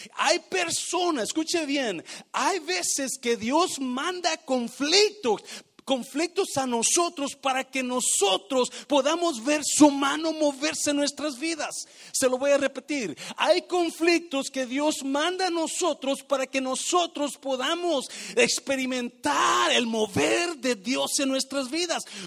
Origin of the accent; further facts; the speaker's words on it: Mexico; moved away as an adult; yo llegué de México con 18 años